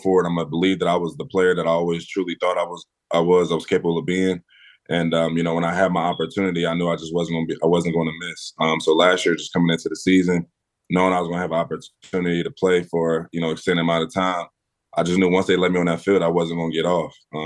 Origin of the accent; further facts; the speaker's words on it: Philadelphia, Pennsylvania, United States; growing up in West Oak Lane